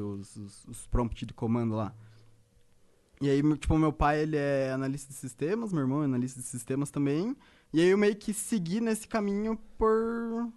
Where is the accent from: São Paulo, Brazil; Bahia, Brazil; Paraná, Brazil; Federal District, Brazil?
Paraná, Brazil; Ponta Grossa; moved away; also born or lived in Curitiba; Na verdade, eu sou do Paraná, eu sou de Ponta Grossa